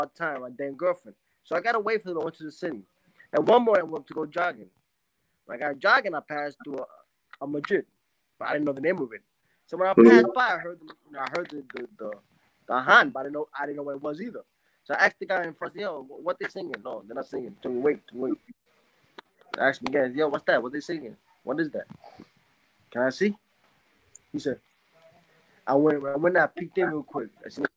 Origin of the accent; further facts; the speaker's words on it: New York City, New York, United States; moved away as an adult; also born or lived in Spanish Harlem; now in Panama; I was born and raised in New York City. I'm a New Yorker